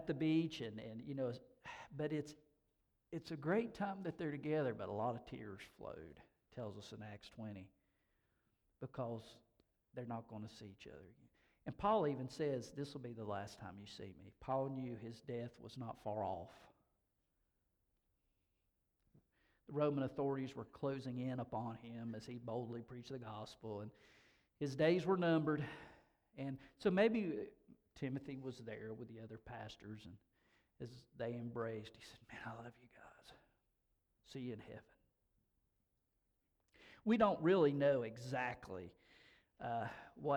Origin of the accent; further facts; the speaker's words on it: Hendersonville, North Carolina, United States; I grew up in Hendersonville, North Carolina